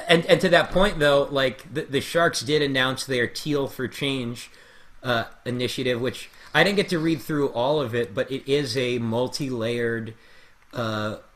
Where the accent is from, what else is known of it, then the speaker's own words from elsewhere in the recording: Floral Park, New York, United States; moved away as an adult; now in Sunnyside, Queens, United States; I grew up in Floral Park